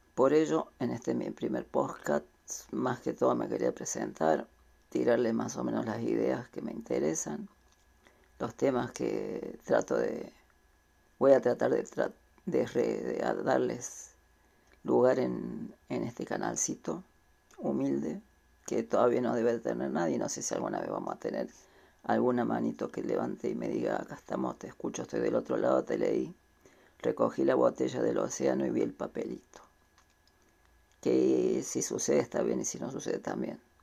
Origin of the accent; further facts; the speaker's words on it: Córdoba, Argentina; soy de Córdoba, capital